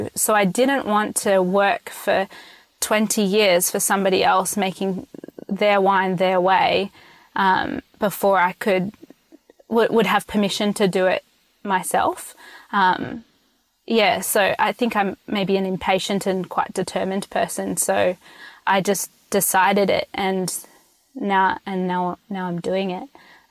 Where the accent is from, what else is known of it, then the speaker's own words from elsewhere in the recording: Sydney, New South Wales, Australia; now in United States; I mean, I'm from Sydney, and Semillon kind of flows like water over there